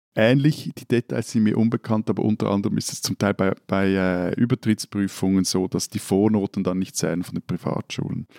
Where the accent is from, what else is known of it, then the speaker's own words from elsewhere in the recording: Zurich, Switzerland; wo ich aufgewachsen bin, also das ganze Zürich